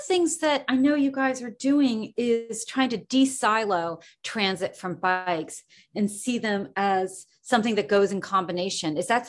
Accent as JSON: {"language": "English", "town": "New York City", "region": "New York", "country": "United States", "tie": "born or raised there", "said": "I grew up in New York City"}